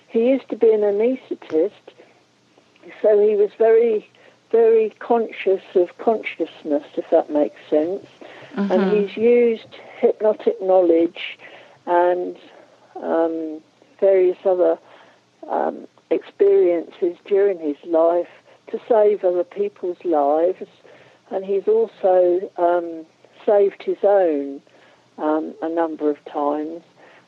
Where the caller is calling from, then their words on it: Norwich, East of England, United Kingdom; I'm calling from Norwich in the UK.